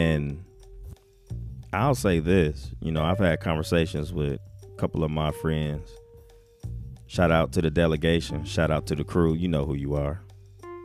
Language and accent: English; Ohio, United States; also born or lived in Omaha, Nebraska; being from Ohio. But I was born in Omaha